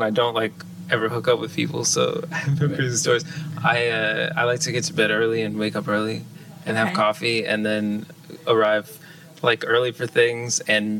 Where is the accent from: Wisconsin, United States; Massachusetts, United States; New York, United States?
Massachusetts, United States; Dartmouth; also born or lived in Boston / Charleston; I grew up in Dartmouth. I moved to Boston and went to school there and started really playing out there. And then I moved to Charleston, South Carolina.